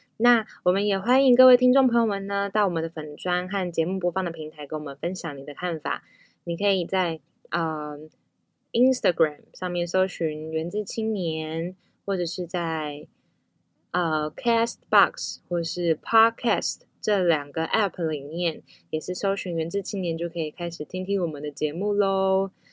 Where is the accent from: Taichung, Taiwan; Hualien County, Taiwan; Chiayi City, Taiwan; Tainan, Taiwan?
Hualien County, Taiwan; Tafalong and Antong villages; 我是来自花莲县太巴朗部落和安通部落的阿美族